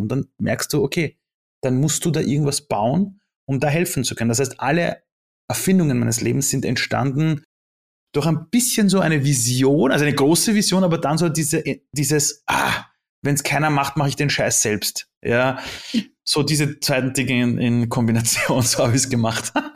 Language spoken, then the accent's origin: German; Austria; born or raised there; also born or lived in Iran